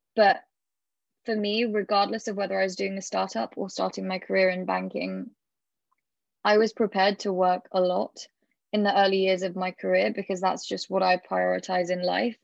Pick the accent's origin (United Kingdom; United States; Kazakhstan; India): United Kingdom; being British